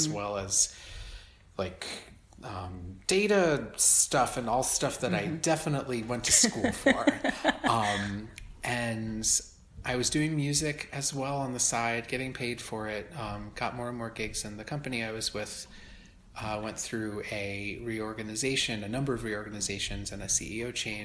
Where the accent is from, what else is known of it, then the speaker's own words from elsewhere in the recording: just south of Albany, Hudson Valley, upstate New York, United States; moved away as an adult; also born or lived in Ithaca, New York; now in New York City, United States; I'm from the Hudson Valley in upstate originally, and I grew up just south of Albany